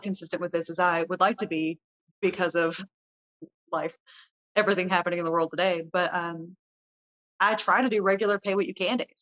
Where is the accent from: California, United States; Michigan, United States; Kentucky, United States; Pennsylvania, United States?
Kentucky, United States; Kentucky is home. This is where my roots are.